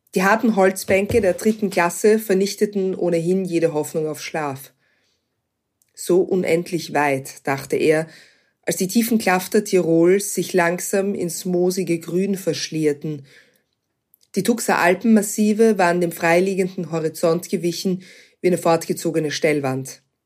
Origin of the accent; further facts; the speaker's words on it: Vienna, Austria; Wien ist meine Heimatstadt